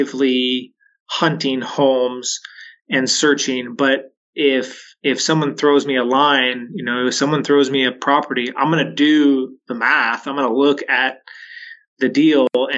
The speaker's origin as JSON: {"language": "English", "town": "Waitsburg", "region": "Washington", "country": "United States", "tie": "born or raised there", "also_born_or_lived": "Richland, Washington / Spanaway, Washington", "said": "my hometown of Waitsburg, just north of Walla Walla"}